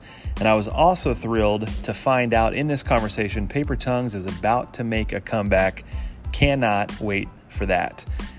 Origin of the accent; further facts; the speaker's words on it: Indiana, United States; moved away as an adult; also born or lived in Jacksonville, Florida; I grew up in Indiana, and that's where I am now. But there was about a 3.5-year stretch where I lived in Jacksonville, Florida.